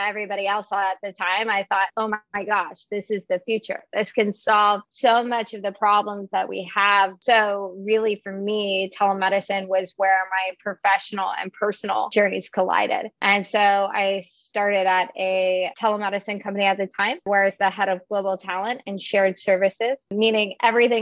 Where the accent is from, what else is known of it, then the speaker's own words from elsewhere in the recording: Texas, United States; I grew up in Texas, actually a rural community about an hour outside of Austin